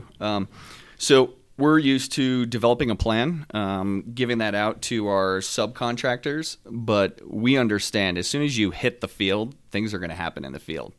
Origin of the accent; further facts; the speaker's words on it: Northeast New Jersey, United States; moved away; also born or lived in South Carolina; I'm from the North, uh, from Northeast New Jersey